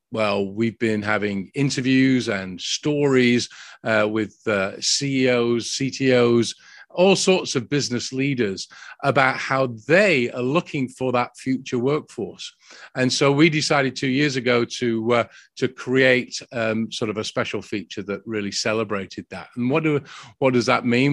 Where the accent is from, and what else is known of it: United Kingdom; now in Dallas, United States